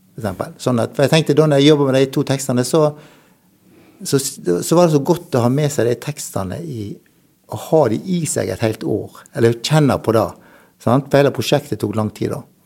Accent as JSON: {"language": "Norwegian", "town": "Dale", "country": "Norway", "tie": "born or raised there", "said": "jeg vokste opp på Dale"}